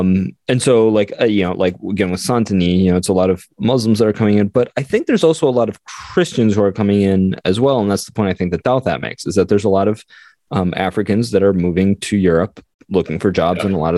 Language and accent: English; United States; But I, as an American Catholic